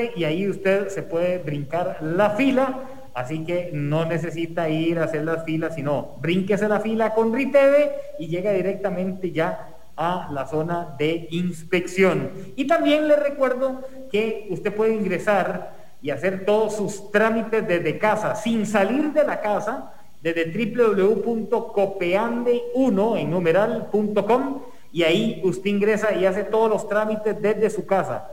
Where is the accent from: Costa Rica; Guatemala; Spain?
Costa Rica; como sociedad costarricense